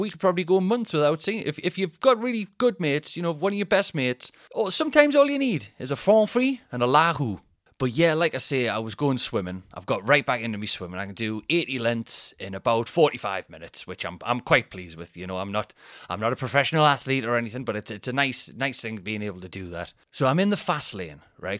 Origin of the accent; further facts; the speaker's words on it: Newcastle upon Tyne, North East England, United Kingdom; accent: Newcastle accent; Geordie; I'm from Newcastle.